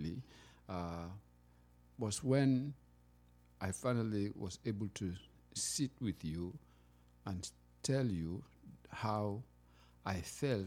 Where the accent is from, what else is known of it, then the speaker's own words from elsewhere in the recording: Sierra Leone; moved away as an adult; now in United States; I come from Sierra Leone, and I've been in America for a long time, but I'm still, you know, that man from the countryside in Africa